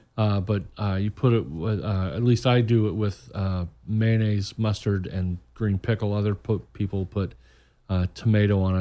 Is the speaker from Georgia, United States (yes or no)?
no; Muncie, Indiana, United States; moved away as an adult; now in Orlando, United States; I grew up in Muncie, Indiana